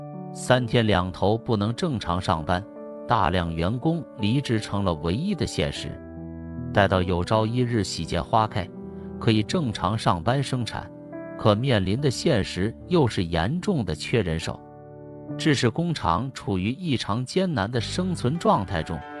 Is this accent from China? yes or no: yes; China; 只要你经常看新闻，你就知道作为一个中国人是何等的骄傲与自豪。